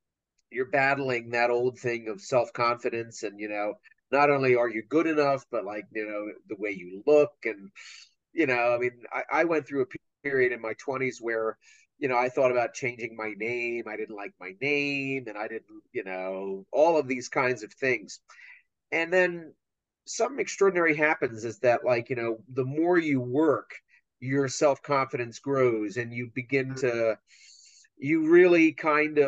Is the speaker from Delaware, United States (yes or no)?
yes; Wilmington, Delaware, United States; moved away as an adult; also born or lived in Pennsylvania / New York; now in Ohio, United States; I grew up in Wilmington, Delaware, and in Pennsylvania